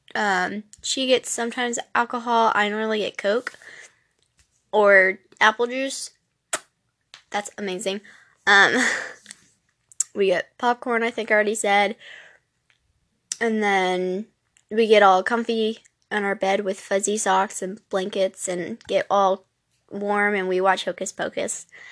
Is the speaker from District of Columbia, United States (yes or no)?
no; Louisiana, United States; moved away; I am from the South, I am from Louisiana